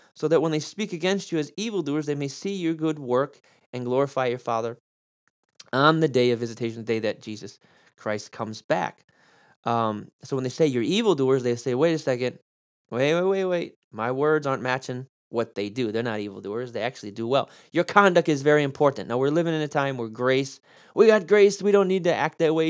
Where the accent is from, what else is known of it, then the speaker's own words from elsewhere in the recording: United States; I'm an American